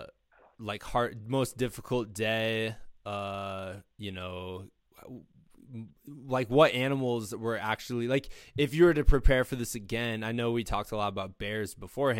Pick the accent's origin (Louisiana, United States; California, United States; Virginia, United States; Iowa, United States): Iowa, United States; Muscatine; I'm from Muscatine